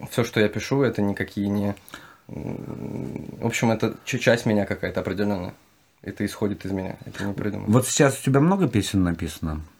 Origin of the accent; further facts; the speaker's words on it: Kazakhstan; moved away; я же тоже родом из Казахстана.